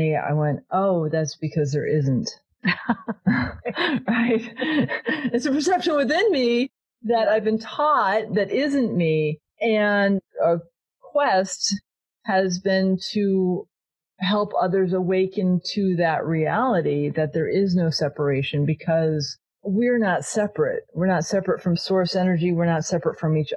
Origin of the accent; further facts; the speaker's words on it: New England, United States; I was raised in New England